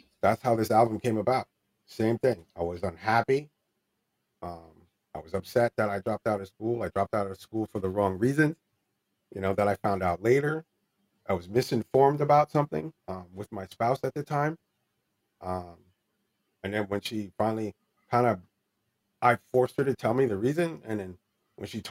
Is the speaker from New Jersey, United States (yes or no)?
yes; New Jersey, United States; also born or lived in California; we're from New Jersey.